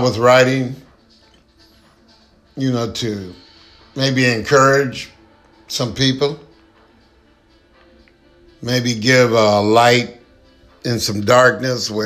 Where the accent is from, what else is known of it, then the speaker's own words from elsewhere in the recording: San Jose, California, United States; also born or lived in San Francisco; now in Stockton, United States; I was born in San Francisco, grew up in San Jose